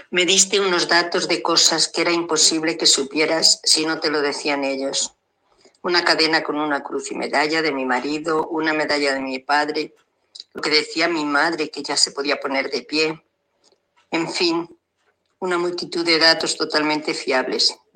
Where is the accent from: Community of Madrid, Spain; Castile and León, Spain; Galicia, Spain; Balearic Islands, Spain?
Castile and León, Spain; Salamanca; soy una salmantina